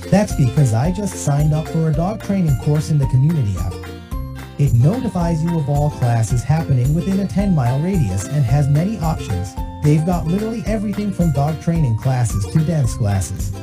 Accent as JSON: {"language": "English", "town": "Nashville", "region": "Tennessee", "country": "United States", "tie": "born or raised there", "also_born_or_lived": "Chattanooga, Tennessee / Johnson City, Tennessee", "said": "I'm from Tennessee. My um I was born and raised in Nashville."}